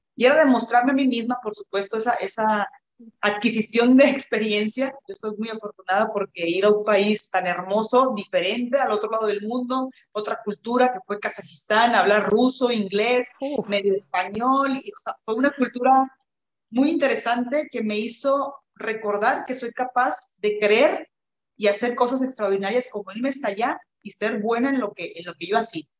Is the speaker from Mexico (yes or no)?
yes; Mexico; moved away as an adult; also born or lived in Kazakhstan / Canada